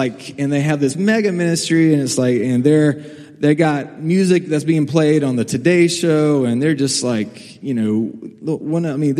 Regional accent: Salisbury, North Carolina, United States; I'm from Salisbury

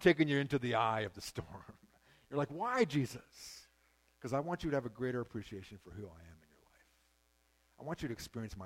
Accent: Shuswap Lake, British Columbia, Canada; I grew up on Shuswap Lake

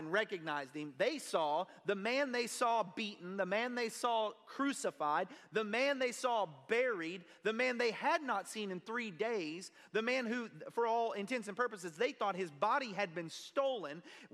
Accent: Kennefic, Texas, United States; I'm a bumpkin from Kennefic, Texas

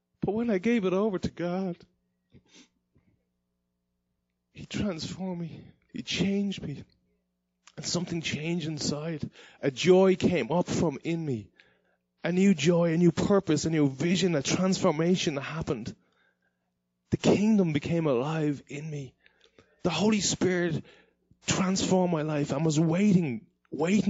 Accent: Dublin, Leinster, Ireland; moved away; I grew up in Dublin, Ireland

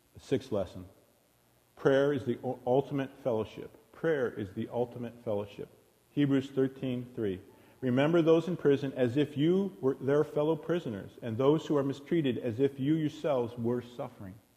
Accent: United States; us as American Christians

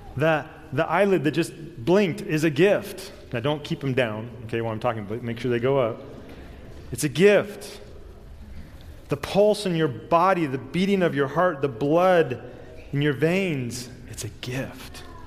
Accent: Southern California, United States; I was born and raised in Southern California, so I know earthquakes

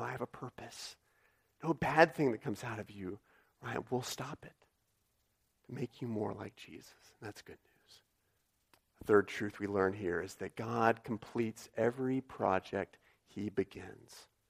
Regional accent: United States

